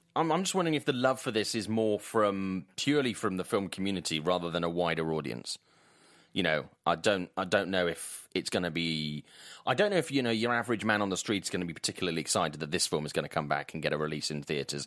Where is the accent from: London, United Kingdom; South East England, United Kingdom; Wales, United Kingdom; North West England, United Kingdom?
Wales, United Kingdom; Swansea; accent: Welsh lilt; my hometown of Swansea in South Wales